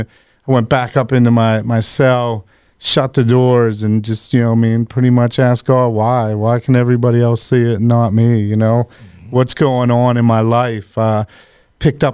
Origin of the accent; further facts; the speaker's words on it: Washington County, Pennsylvania, United States; I grew up in Washington County. Down and went to Chartiers Houston High School.